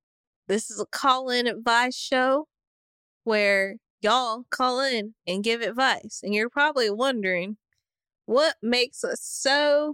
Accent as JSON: {"language": "English", "region": "the South", "country": "United States", "said": "Yeah, because I am from the South."}